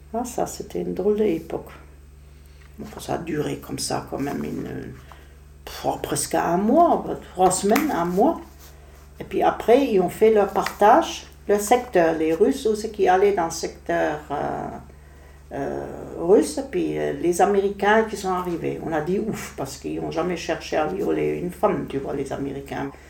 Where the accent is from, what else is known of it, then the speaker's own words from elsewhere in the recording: Berlin, Germany; French is a second language; moved away; Je suis née à Prenzlauer Berg même